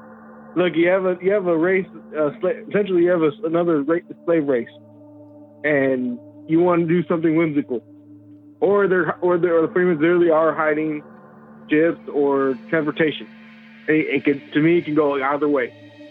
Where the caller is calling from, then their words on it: Fort Worth, Texas, United States; calling from Texas, Fort Worth.